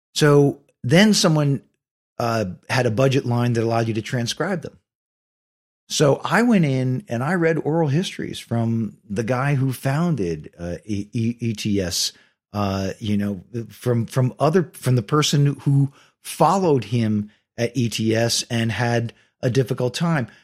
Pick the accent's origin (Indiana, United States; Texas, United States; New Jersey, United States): New Jersey, United States; Ridgefield Park; born or raised there; also born or lived in Bronx, New York / Rutherford, New Jersey